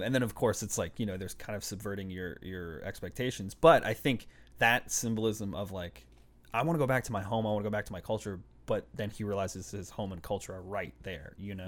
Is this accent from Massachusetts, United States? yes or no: yes; Boston, Massachusetts, United States; also born or lived in Puerto Rico (ancestry); I grew up in Boston